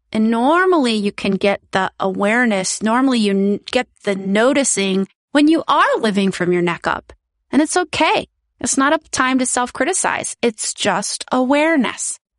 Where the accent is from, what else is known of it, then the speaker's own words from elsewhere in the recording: United States; moved away as an adult; now in Netherlands; I am originally from the United States and my daughter goes to a Dutch school